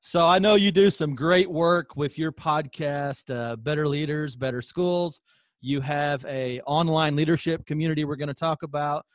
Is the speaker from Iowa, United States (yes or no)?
no; Southern Illinois, United States; we're both Illinois guys, you from Champaign, I'm from Southern Illinois